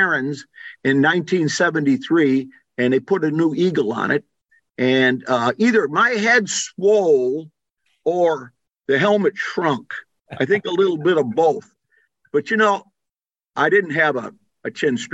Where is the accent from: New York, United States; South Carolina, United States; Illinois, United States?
Illinois, United States; Wheaton; now in Miami, United States; When I was a kid growing up in Wheaton, Illinois